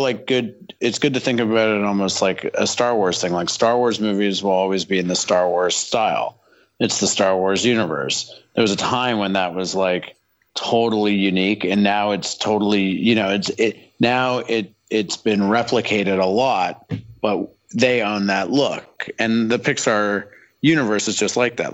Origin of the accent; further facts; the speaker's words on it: Canada; I'm from Canada